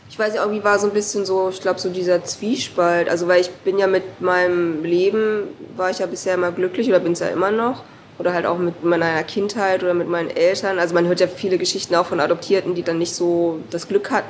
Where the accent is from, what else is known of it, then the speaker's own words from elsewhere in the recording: South Korea; Und ich bin ja auch erst mit 36, glaube ich, das erste Mal wieder in Korea gewesen und habe dann so quasi mein Heimatland kennengelernt.